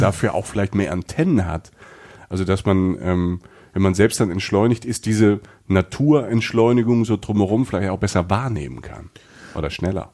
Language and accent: German; Southern Germany, Germany; ich als ähm, Süddeutscher